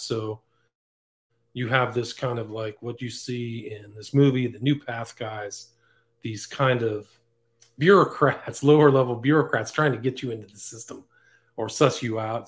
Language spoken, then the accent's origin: English; Northern California, United States; I grew up in Northern California